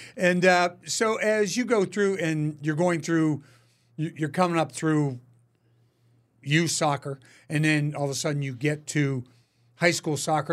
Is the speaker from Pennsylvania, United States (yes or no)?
yes; Pittsburgh, Pennsylvania, United States; back home in Pittsburgh